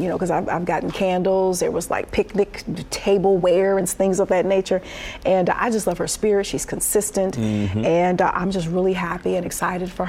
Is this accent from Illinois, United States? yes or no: no; Detroit, Michigan, United States; I'm from Detroit.